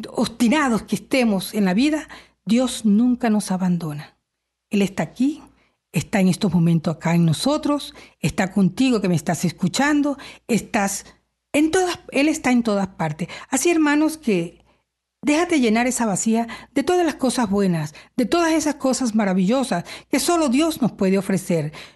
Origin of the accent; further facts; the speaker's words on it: Venezuela; now in Canada; soy venezolana